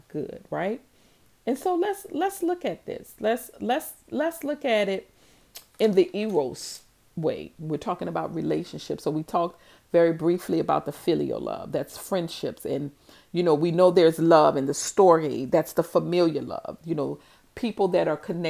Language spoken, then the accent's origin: English; New Orleans, Louisiana, United States; growing up in New Orleans and in my neighborhood